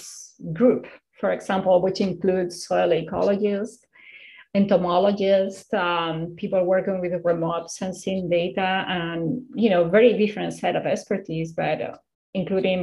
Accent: Spain; now in United States; I'm originally from Spain

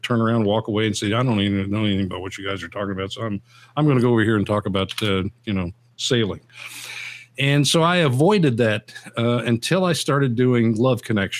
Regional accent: Eastern Kentucky, United States; moved away; I grew up in Eastern Kentucky

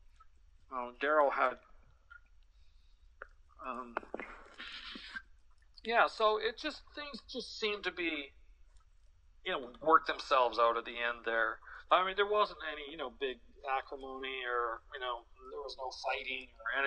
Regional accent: Vancouver, British Columbia, Canada; we're from Vancouver.

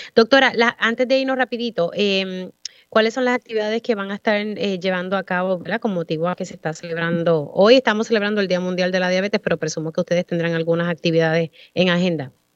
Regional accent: Utuado, Puerto Rico; mi pueblo de Utuado

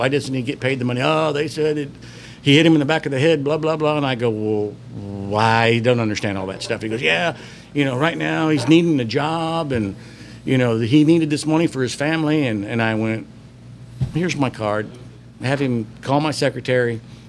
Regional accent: Houston, Texas, United States; And I go, hey, I'm from Houston. You guys are from Houston. Congratulations.

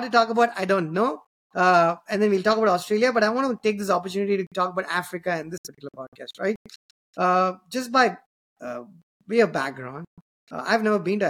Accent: Chennai, Tamil Nadu, India; the same city that I come from

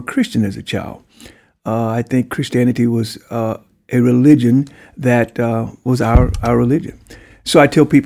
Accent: Franklin, Louisiana, United States; moved away as an adult; also born or lived in Pine Bluff, Arkansas / Buffalo; now in Atlanta, United States; I grew up in Franklin, Louisiana, which is as far south as you can go

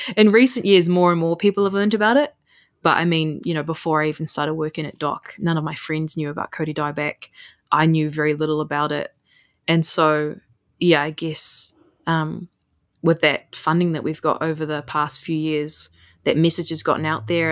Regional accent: Puketi Forest, Northland, New Zealand; I'm from Puketi Forest, which is now the forest that I work

